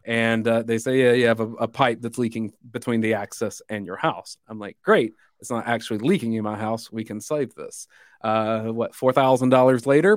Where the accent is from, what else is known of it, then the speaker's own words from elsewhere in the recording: Dublin, Georgia, United States; my hometown's Dublin, Georgia.